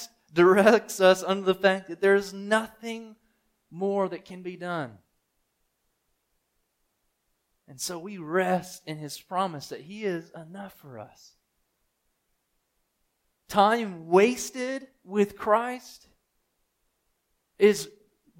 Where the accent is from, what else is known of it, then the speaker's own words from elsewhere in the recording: United States; I'm thinking as an American